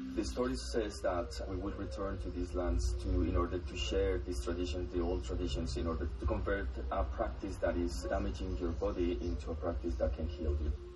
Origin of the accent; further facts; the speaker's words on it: northern Colombia, Colombia; I am from Colombia, from the north of Colombia